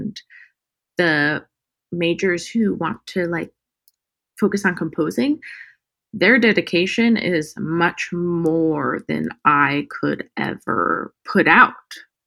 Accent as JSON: {"language": "English", "town": "Murrieta", "region": "California", "country": "United States", "tie": "born or raised there", "also_born_or_lived": "Palm Springs, California", "lives_now": "Los Angeles, United States", "said": "grew up in California, born and raised, Southern California, Palm Springs, born. And then I was raised in Marietta. It's near Temecula"}